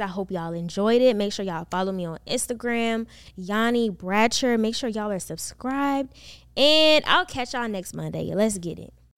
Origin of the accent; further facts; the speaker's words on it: Maryland, United States; moved away as an adult; also born or lived in North Carolina; now in Atlanta, United States; I was born and raised in Maryland